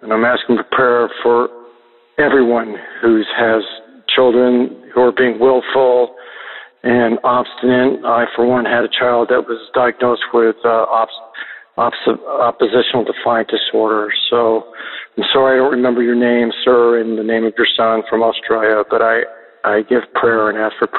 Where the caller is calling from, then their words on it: Palm Beach, Florida, United States; I'm calling from Palm Beach, Florida.